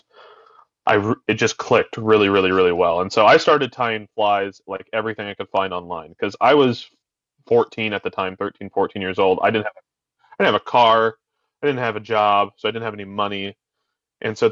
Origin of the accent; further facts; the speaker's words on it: Albany, Oregon, United States; I had a local fly shop where I grew up in Albany, Two Rivers Fly Shop